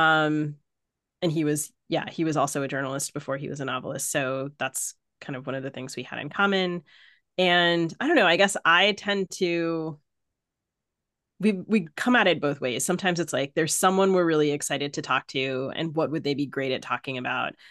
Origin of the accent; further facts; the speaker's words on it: Maryland, United States; accent: mid-Atlantic; I grew up in Maryland.